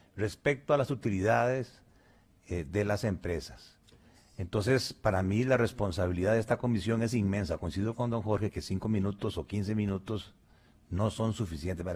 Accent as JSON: {"language": "Spanish", "country": "Costa Rica", "said": "nosotros como costarricenses"}